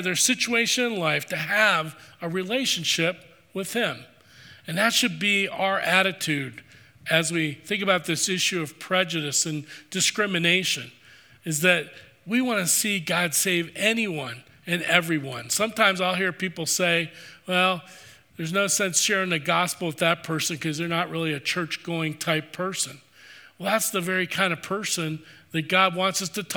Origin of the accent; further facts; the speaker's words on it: East Coast, United States; I grew up on the East Coast.